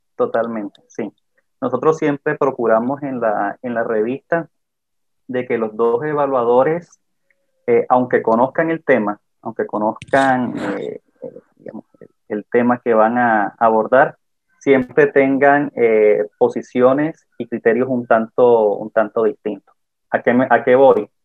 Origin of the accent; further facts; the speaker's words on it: Caribbean Region, Colombia; yo soy del Caribe colombiano